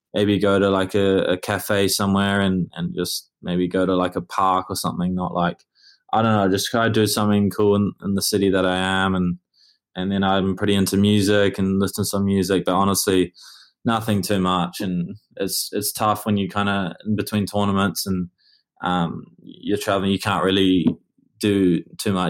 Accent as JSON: {"language": "English", "region": "Auckland", "country": "New Zealand", "tie": "born or raised there", "moved": "yes", "said": "I grew up in Auckland"}